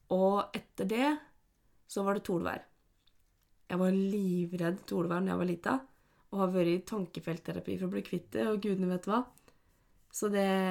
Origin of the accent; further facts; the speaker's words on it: Norway; der jeg kommer fra, på Slettås, Flat Hill City